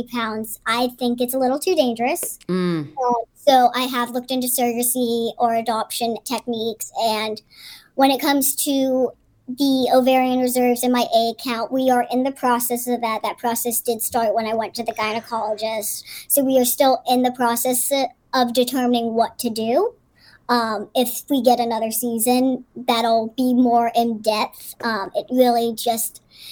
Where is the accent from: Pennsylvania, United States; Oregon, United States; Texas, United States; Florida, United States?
Pennsylvania, United States; Pittsburgh; I grew up in Pittsburgh